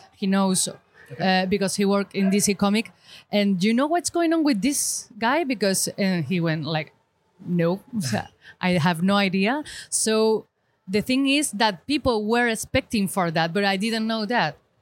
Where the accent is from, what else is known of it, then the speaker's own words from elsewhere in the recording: Granada, Andalusia, Spain; English is a second language; I'm from Spain, Granada, South Spain